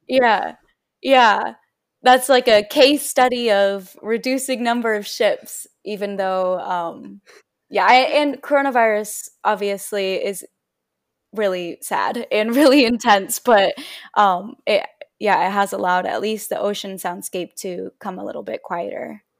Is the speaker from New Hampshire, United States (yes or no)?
no; San Diego, California, United States; also born or lived in Davis, California; I'm from San Diego and, um, I grew up next to the ocean